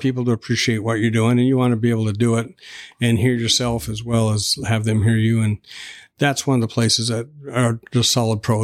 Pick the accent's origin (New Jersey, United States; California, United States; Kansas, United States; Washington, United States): Washington, United States; Tacoma; I was born in Tacoma, and Tacoma General Hospital